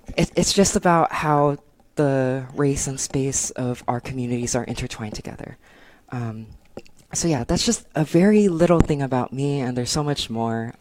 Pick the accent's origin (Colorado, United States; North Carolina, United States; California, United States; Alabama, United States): California, United States; San Gabriel Valley; also born or lived in Berkeley; now in Los Angeles, United States; I'm from the San Gabriel Valley, which is kind of like a suburb outside of LA.